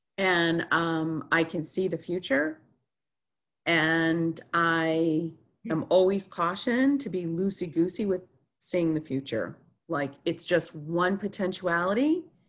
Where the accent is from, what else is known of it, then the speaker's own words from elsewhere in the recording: Chicago, Illinois, United States; born there; also born or lived in Montreal, California, United States / Dallas, United States / Ohio, United States; So I was born in Chicago, Illinois, July 21st, 1969